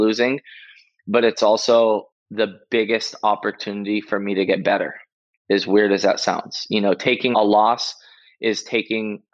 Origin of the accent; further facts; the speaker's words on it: Oahu, Hawaii, United States; also born or lived in Maui; I moved to Oahu from Maui when I was 8 years old with my mom